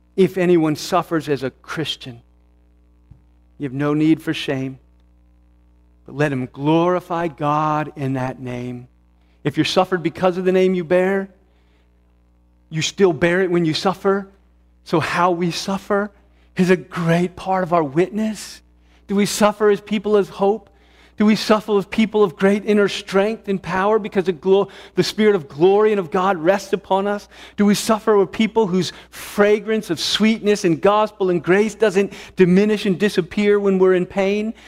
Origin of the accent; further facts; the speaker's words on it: United States; who I am as an American, a red-blooded American